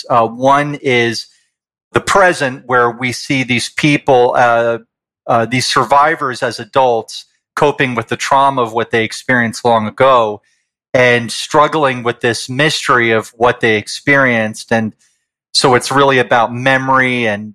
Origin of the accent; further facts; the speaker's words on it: New York, United States; moved away as an adult; now in Calgary, Canada; I'm from the States originally. I'm a New Yorker and moved here in 2003